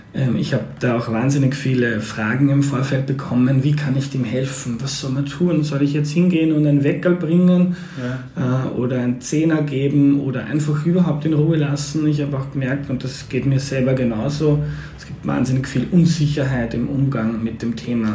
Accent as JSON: {"language": "German", "region": "Lower Austria", "country": "Austria", "said": "ich komme aus Niederösterreich"}